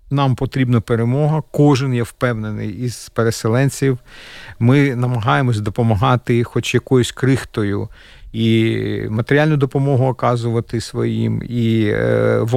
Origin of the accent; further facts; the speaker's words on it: Kyiv, Ukraine; now in Latvia; Ми перший це був переїзд, оскільки я киянин. Е, ми були дуже близько. Ви знаєте, ці міста на весь світ Буча, Ірпінь, ми з того боку краю Києва.